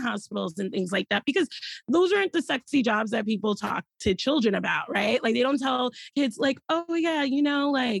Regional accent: New York City, New York, United States; I grew up in the Bronx, born and raised

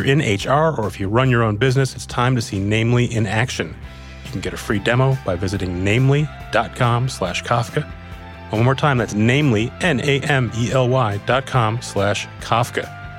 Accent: Minnesota, United States; moved away; growing up in Minnesota

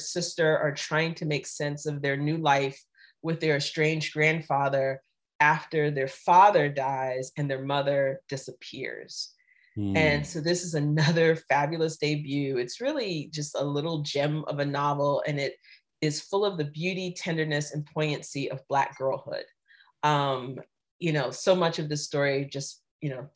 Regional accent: Jacksonville, Florida, United States; that's my hometown

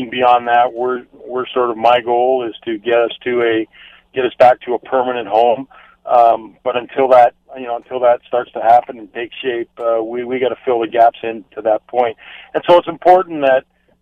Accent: Canada; what we all felt like as Canadians

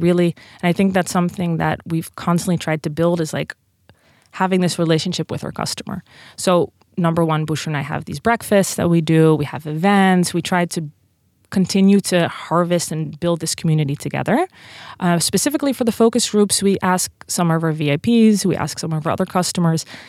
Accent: Netherlands; accent: Dutch; English is a second language; moved away as an adult; also born or lived in Princeton; now in United States; I'm from Holland

